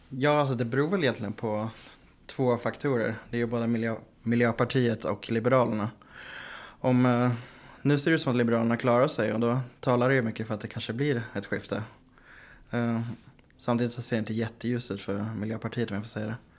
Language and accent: Swedish; Västerås, Västmanland, Sweden; now in Gothenburg, Sweden; Jag bor i Göteborg. Jag är från Västerås